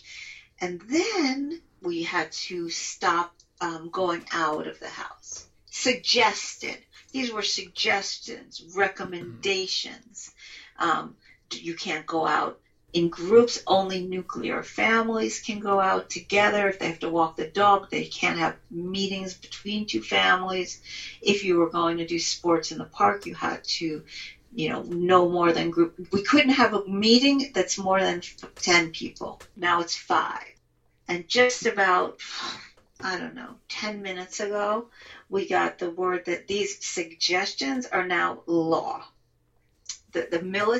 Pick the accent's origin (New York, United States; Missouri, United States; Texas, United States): New York, United States; now in Israel; I'm an American, New York Israeli